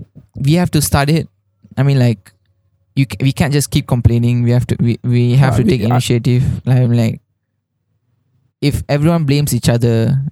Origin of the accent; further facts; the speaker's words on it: Malaysia; like Malaysians want our country to be more like Singapore, like more modern.